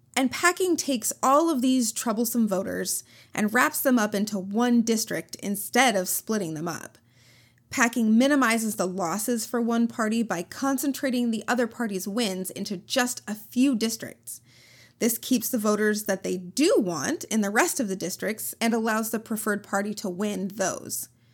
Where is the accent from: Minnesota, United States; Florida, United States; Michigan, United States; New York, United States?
Minnesota, United States; I'm from Minnesota